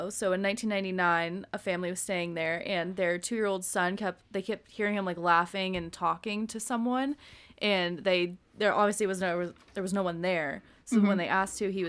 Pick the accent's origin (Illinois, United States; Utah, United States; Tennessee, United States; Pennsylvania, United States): Utah, United States; My mom was only 21 when she had me, and out of wedlock in Utah